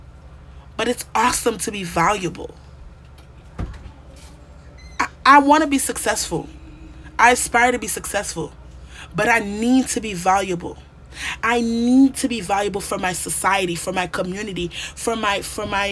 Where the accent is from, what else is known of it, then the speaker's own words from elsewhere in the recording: Haiti; growing up in Haiti, at my age, during my time